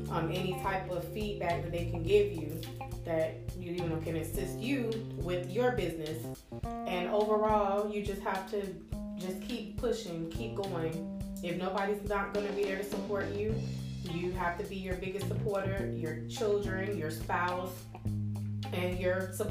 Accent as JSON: {"language": "English", "town": "Miami", "region": "Florida", "country": "United States", "tie": "born or raised there", "said": "I was born and raised in Miami, Florida. I'm the youngest of four."}